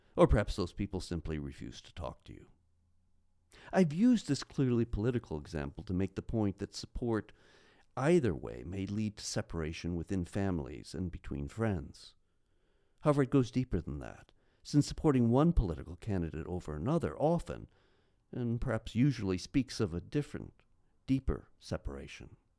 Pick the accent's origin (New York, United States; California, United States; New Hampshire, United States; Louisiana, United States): California, United States; Pasadena; also born or lived in Minnesota; we moved from Minnesota to California, where my father became the director of Christian education at a large church in Pasadena.